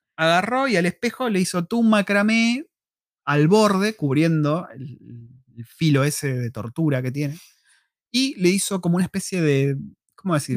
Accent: Argentina; como argentino forro que soy

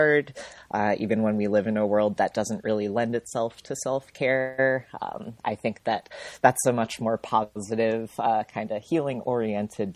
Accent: Rhode Island, United States; also born or lived in Minnesota; I was born in Minnesota, really cold. I lived there at the beginning of my life before my parents moved me to Rhode Island

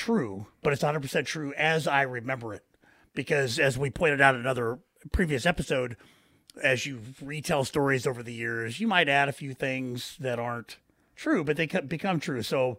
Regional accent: Iowa, United States; also born or lived in Mississippi; I moved back to Iowa from Mississippi for the last time. It was the last time I'd moved. February of sixth grade. So February of 1982. And I moved in with my grandmother and grandfather down the street from Horace Mann.

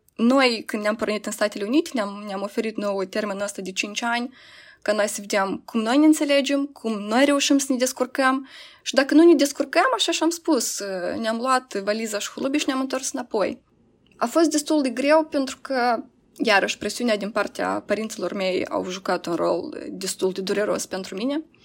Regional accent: Moldova; moved away as an adult; eu vin din Moldova

